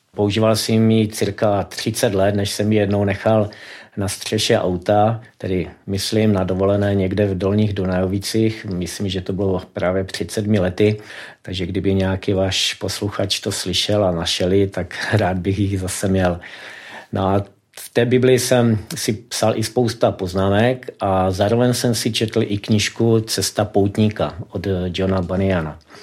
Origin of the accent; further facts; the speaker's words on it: Karviná, Moravian-Silesian Region, Czechia; moved away as an adult; now in Vysoké Mýto, Czechia; pocházím z Karviné, žil jsem tam až do svých 43 let, nyní 13 let žiju už ve Vysoké mítě.